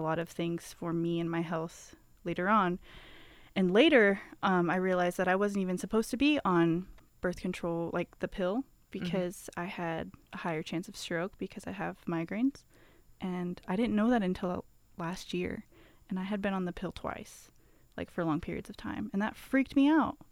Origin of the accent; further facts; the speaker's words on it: Omaha, Nebraska, United States; moved away as an adult; also born or lived in California; now in Whitesburg, United States; I grew up in Nebraska